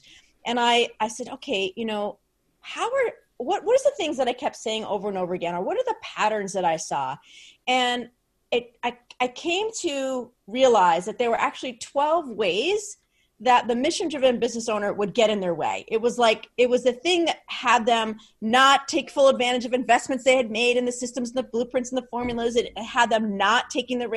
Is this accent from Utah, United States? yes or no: no; New Jersey, United States; I'm from Jersey